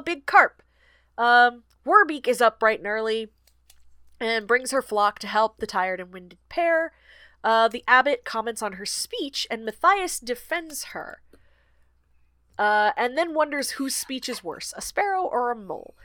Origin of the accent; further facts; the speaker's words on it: Georgia, United States; church in my hometown. It is the oldest black church in Georgia